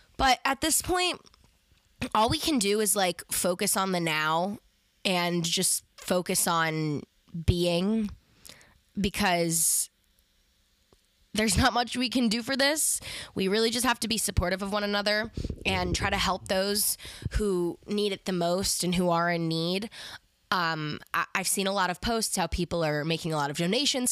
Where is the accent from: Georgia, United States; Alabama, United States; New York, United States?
New York, United States; Westchester; I'm from Westchester